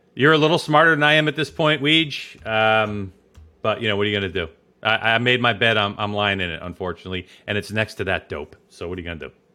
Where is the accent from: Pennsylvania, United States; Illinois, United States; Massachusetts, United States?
Illinois, United States; Chicago; I'm from Chicago